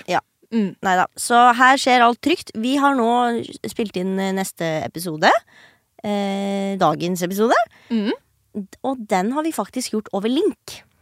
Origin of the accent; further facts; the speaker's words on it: Tønsberg, Vestfold, Norway; Jeg kommer mm. fra Tønsberg